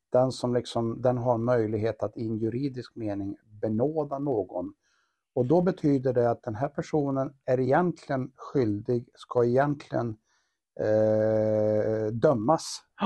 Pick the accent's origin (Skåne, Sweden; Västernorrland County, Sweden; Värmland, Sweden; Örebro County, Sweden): Värmland, Sweden; Karlstad; vi kommer båda från Karlstad och har våra rötter och våra baser här